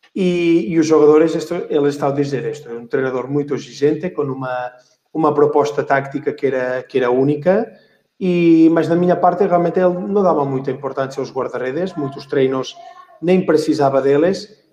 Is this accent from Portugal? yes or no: no; Voltregà, Catalonia, Spain; Portuguese is a second language; moved away as an adult; also born or lived in Lleida; eu comecei com três aninhos lá aqui na, na minha aldeia, que, que é para nós é, é, é uma das aldeias do hockey da Catalunha